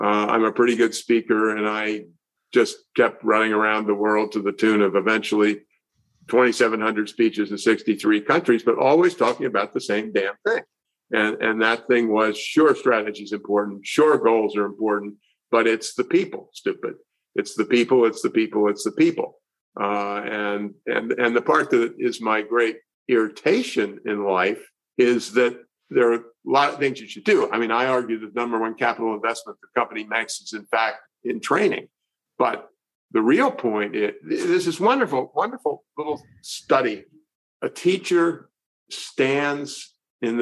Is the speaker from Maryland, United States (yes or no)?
yes; Annapolis, Maryland, United States; I grew up near the United States Naval Academy, 6 miles away from Annapolis, Maryland.